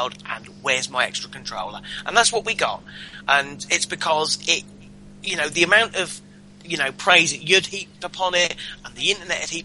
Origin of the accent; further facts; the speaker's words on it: England, United Kingdom; we're English